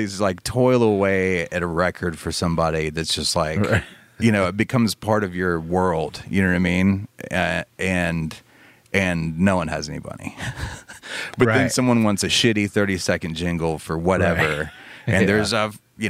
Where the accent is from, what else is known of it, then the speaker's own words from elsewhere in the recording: Birmingham, Alabama, United States; I grew up in Birmingham.